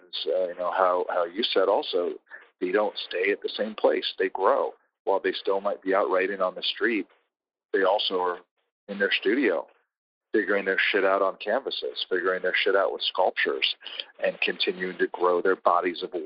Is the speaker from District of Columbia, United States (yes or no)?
yes; D.C., District of Columbia, United States; growing up outside of Washington, D.C.